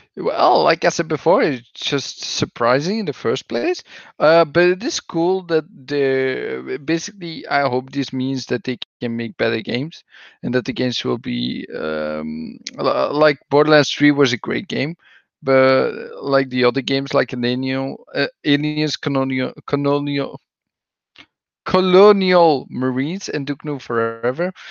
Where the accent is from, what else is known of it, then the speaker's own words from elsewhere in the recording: Belgium; English is a second language; that's what we do somewhat in Belgium. with my accent